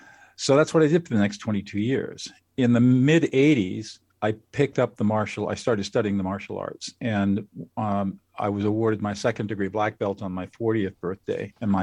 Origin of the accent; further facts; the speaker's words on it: California, United States; Well, I grew up in Southern California